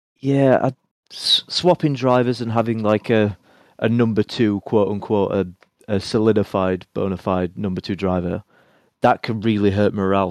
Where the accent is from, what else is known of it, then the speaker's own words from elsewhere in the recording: Sheffield, Yorkshire and the Humber, United Kingdom; my hometown of Sheffield